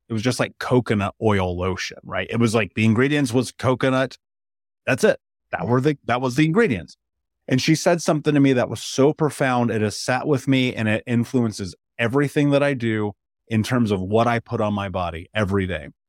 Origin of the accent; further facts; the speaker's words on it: Indiana, United States; I grew up in Indiana